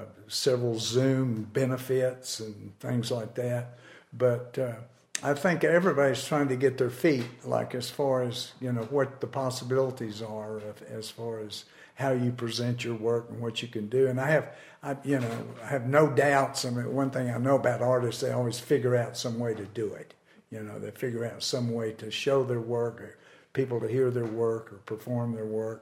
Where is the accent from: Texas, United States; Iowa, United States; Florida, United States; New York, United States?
Texas, United States; Lubbock; growing up in Lubbock